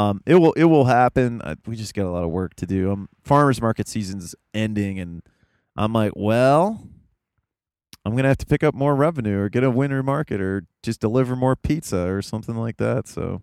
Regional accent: Appalachia, United States; It's in his interest to sell the story that I'm from Appalachia

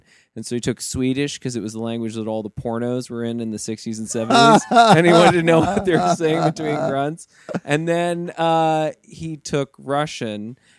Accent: Saudi Arabia; born there; You know, I was born in Saudi, and then, you know, just moved around the world a lot.

